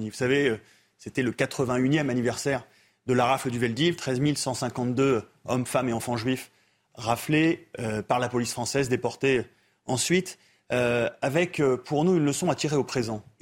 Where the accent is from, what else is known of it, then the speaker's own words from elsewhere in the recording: DR Congo; chez nous en Afrique par exemple, en République démocratique du Congo.